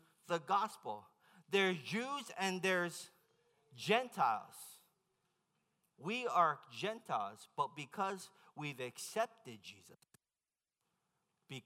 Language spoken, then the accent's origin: English; Hawaii, United States; I'm from Hawaii